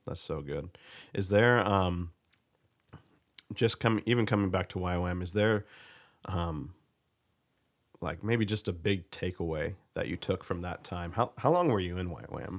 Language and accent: English; United States; being an American